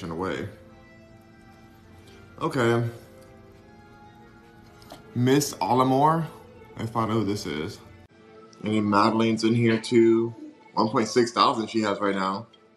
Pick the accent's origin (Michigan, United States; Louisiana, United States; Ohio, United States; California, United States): California, United States; Los Angeles; now in Houston, United States; I'm from Los Angeles